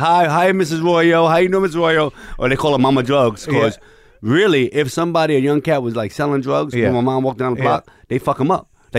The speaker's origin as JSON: {"language": "English", "region": "New York", "country": "United States", "tie": "born or raised there", "also_born_or_lived": "Lower East Side, New York", "said": "I grew up in the Bronx in Boston Road, Fifth Avenue. But most of my growing up, as far as into manhood, was probably Low East Side"}